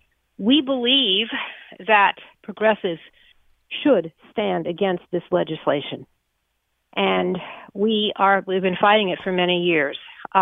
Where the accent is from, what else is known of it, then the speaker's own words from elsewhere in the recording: New Haven, Connecticut, United States; I'm from New Haven, Connecticut